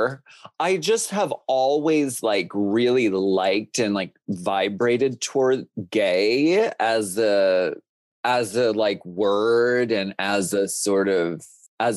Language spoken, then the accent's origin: English; Erie, Pennsylvania, United States; moved away; I grew up in Erie, Pennsylvania